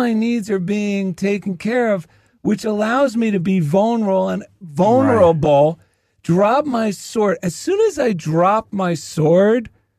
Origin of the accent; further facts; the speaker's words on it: New Jersey, United States; I grew up in New Jersey with the right. craziest bunch of people.